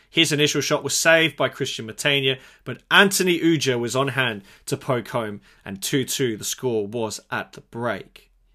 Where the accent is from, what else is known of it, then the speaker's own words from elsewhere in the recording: Adelaide, South Australia, Australia; here in my hometown Adelaide